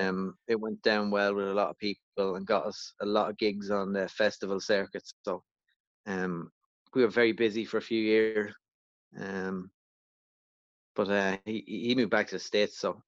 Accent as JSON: {"language": "English", "area": "County Louth", "region": "Leinster", "country": "Ireland", "moved": "yes", "said": "I'm from Loud Village in County Loud originally"}